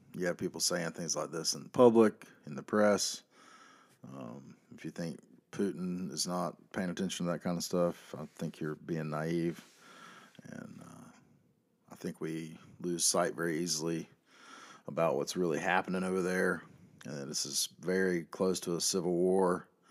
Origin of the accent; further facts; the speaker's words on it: the South, United States; I am a Southerner